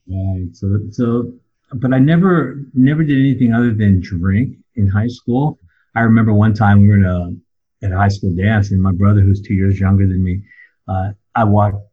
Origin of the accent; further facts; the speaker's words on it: San Diego, California, United States; also born or lived in Claremont, California; I'm originally from San Diego, California. Grew up there for the first nine, ten years of my life, and uh, and we moved to um, Claremont, California